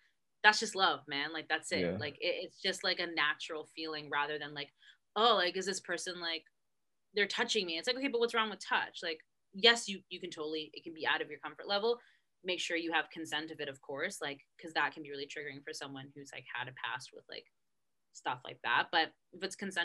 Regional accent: Canada; I'm Canadian, but I'm Italian descended, so, like, obviously, like, my dad and my mom are both born in Canada

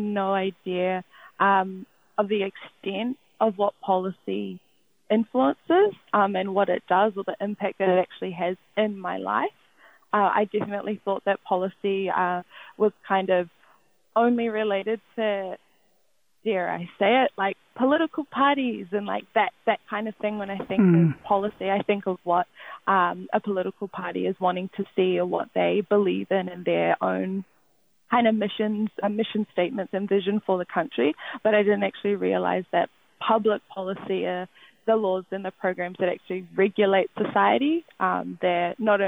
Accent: Waikato, New Zealand; now in Auckland, New Zealand; born and bred in the Waikato, now living in Tamaki Makaurau

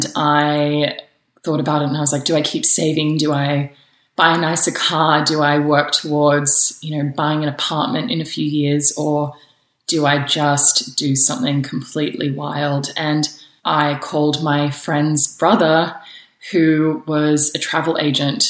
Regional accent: Sydney, New South Wales, Australia; moved away as an adult; also born or lived in New York, United States; now in Los Angeles, United States; I was raised in Sydney in Australia and had an incredible childhood there.

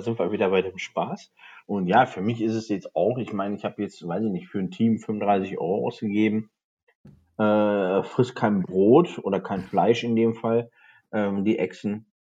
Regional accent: the Ruhr area, North Rhine-Westphalia, Germany; ich komme natürlich aus dem Pott

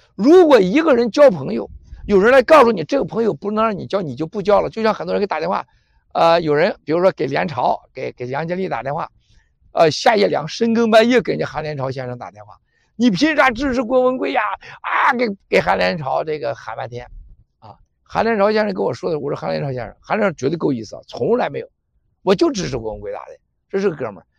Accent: China; moved away; 我们中国人最大的问题就是爱撒谎

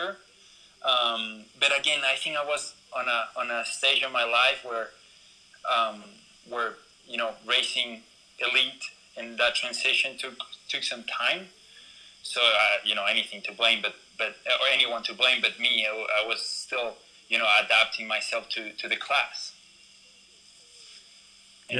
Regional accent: Ecuador; moved away; also born or lived in California; I'm from Ecuador

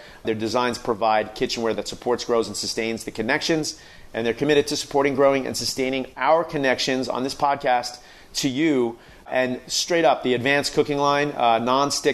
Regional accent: New York, United States; moved away; I'm still from New York

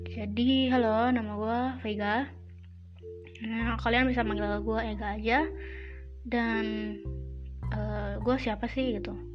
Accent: Jakarta, Indonesia; moved away as an adult; kampung gue di Jakarta

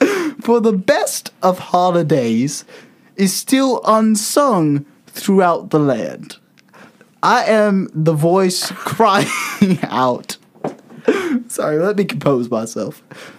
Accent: Tennessee, United States; I am from Tennessee, born and raised.

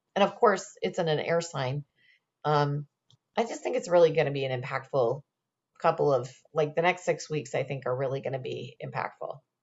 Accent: Indiana, United States; moved away; I was originally from Indiana.

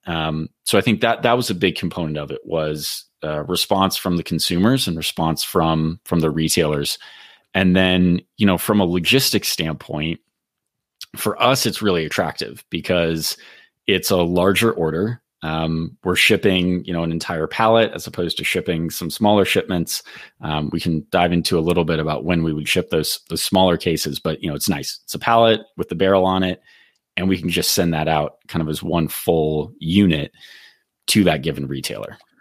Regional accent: California, United States; I grew up in California as well

